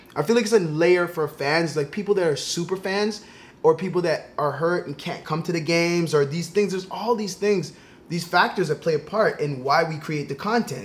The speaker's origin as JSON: {"language": "English", "town": "Toronto", "region": "Ontario", "country": "Canada", "tie": "born or raised there", "said": "I grew up in Toronto"}